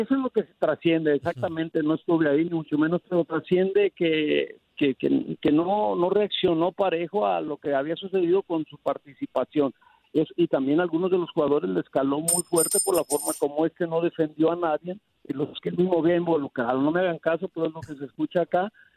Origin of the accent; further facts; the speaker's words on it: Mexico; Hablo como mexicano